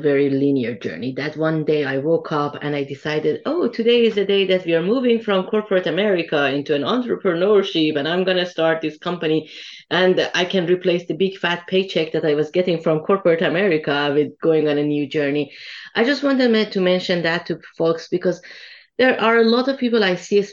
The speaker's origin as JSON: {"language": "English", "town": "Tehran", "region": "Tehran Province", "country": "Iran", "tie": "born or raised there", "moved": "yes", "said": "I come from Iran originally. And I remember when Iran was at war with Iraq and I was in high school back then"}